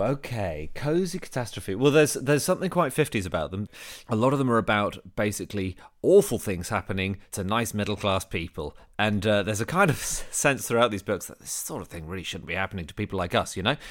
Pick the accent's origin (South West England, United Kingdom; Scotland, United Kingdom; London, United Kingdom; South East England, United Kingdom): London, United Kingdom; I'm from Wimbledon, which is the home of the Oliver Reed pub crawl